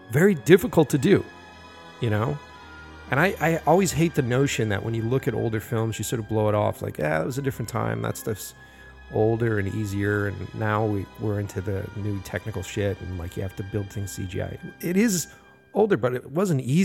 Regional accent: Boston, Massachusetts, United States; I grew up here in Boston

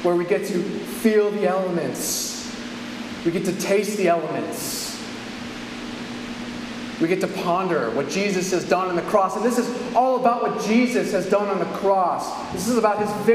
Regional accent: California, United States; I'm from California.

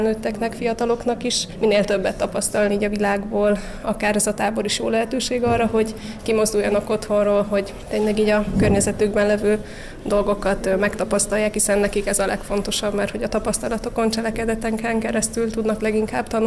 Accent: Vas, Hungary; moved away as an adult; now in Budapest, Hungary; a családunk vidéken lakik Vas megyében, onnan származunk, Orsi ott él a szüleinkkel együtt, de én meg Budapesten dolgozom, itt lakom

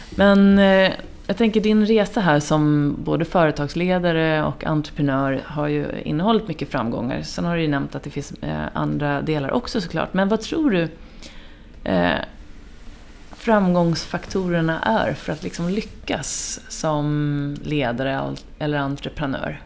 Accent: Finland; jag är ju finne i grunden

